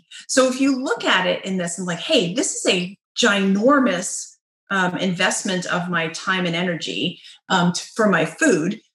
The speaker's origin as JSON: {"language": "English", "country": "United States"}